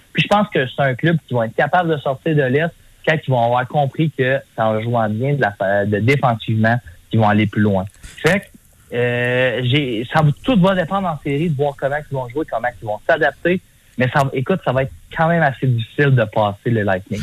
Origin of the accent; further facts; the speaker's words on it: Ferme-Neuve, Quebec, Canada; l'aréna à Fermeneuve, ma ville natale